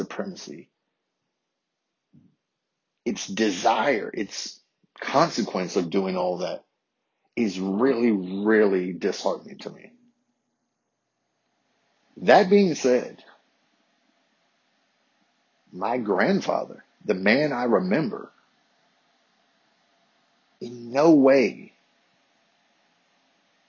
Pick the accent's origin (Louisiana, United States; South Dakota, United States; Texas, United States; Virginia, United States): Virginia, United States; Harrisonburg; I grew up in Harrisonburg, Virginia